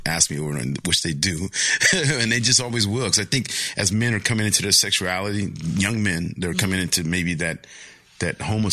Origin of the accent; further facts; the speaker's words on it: Pomona, California, United States; I grew up in Pomona, which was predominantly Mexican